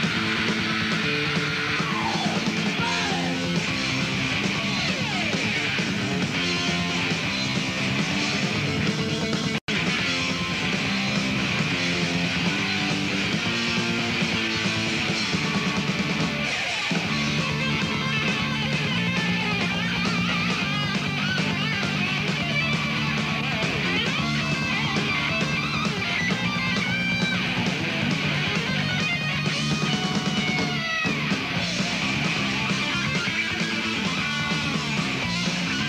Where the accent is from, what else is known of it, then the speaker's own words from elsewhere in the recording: New York, United States; I'm from New York